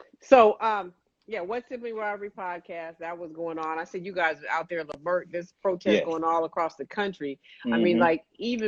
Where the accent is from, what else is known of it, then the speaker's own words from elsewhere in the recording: Oakland, California, United States; what it looked like growing up in Oakland back in the day